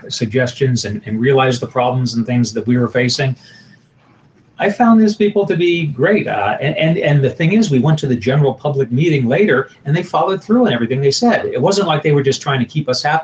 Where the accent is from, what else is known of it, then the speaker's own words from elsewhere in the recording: Florida, United States; now in Montana, United States; I come from Florida where we used to cooperate with Fish and Game all the time